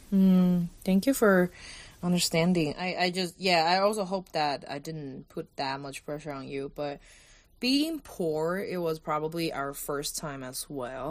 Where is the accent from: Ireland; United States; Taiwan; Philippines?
Taiwan; Kaohsiung; moved away as an adult; also born or lived in India; Kaohsiung, my hometown